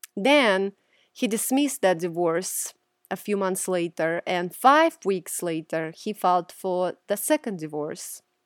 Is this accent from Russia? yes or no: yes; Russia; moved away; Growing up in Russia, the Orthodox religion I observed